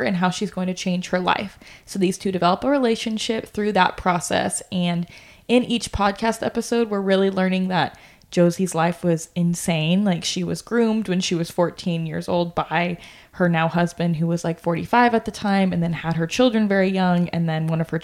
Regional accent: Okie, Oklahoma, United States; accent: Okie; my Oaky accent

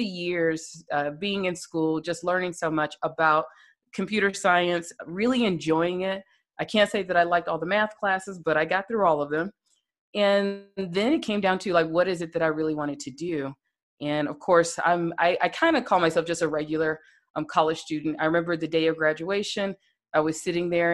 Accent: Birmingham, Alabama, United States; I grew up in Birmingham, Alabama.

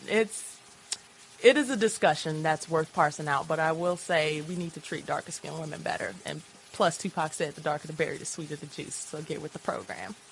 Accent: Chicago, Illinois, United States; also born or lived in Boston; now in Lawrence, United States

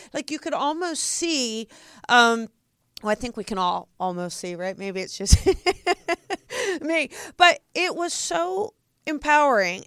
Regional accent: New Jersey, United States; I'm from Jersey.

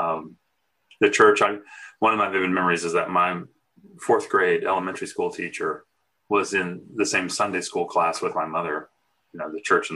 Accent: Charlotte, North Carolina, United States; I grew up in Hickory Grove, which is now part of Charlotte, North Carolina

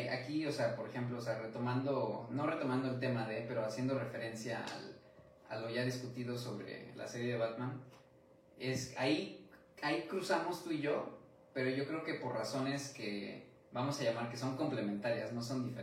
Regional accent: Mexico; viviendo y creciendo en México, donde es como un ambiente completamente diferente

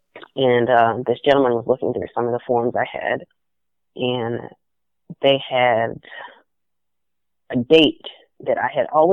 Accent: the South, United States; I grew up in the South

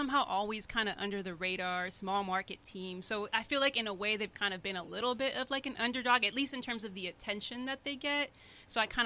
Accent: Riverside, California, United States; also born or lived in Chicago; I grew up in Riverside after I lived in Chicago

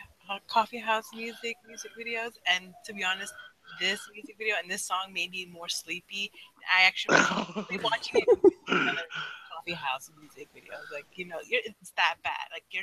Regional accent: New York, United States; I'm from New York

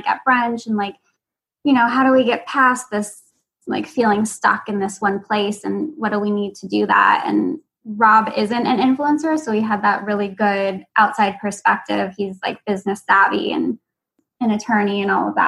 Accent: San Francisco, California, United States; also born or lived in Los Angeles, California; now in Boston, United States; I'm from San Francisco and LA originally

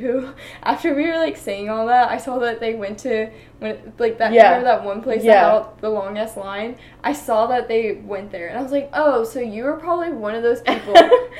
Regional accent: Georgia, United States; And a funny thing that people do a lot from Georgia that I didn't know about until somebody who grew up in Texas told me that we do this is we say what county we're from.

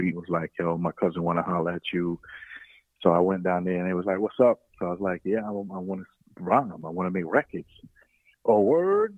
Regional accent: New York City, New York, United States; So I grew up in Flatbush, Brooklyn

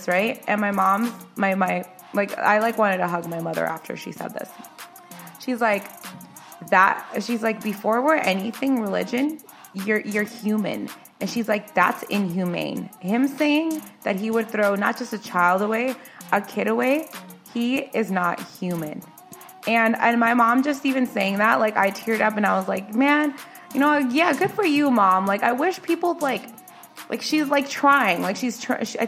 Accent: United States; we're born here, so we're American, but we are American at the end of the day

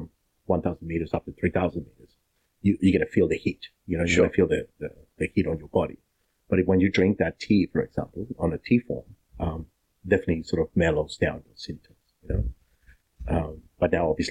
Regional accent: Cusco, Peru; moved away as an adult; now in Shepparton, Australia; Cusco, that's my hometown

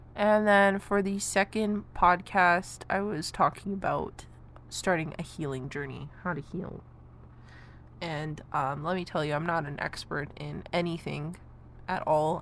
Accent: Canada; I am a Canadian.

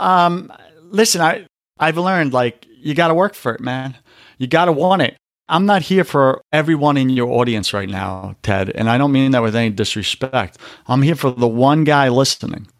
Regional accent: New York, United States; I'm from New York.

